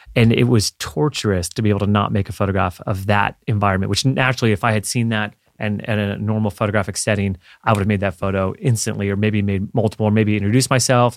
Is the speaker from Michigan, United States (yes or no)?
no; Florida, United States; growing up in Florida